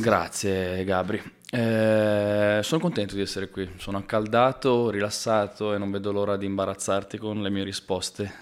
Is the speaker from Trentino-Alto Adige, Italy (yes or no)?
no; Pioltello, Lombardy, Italy; sono nato e cresciuto a Pioltello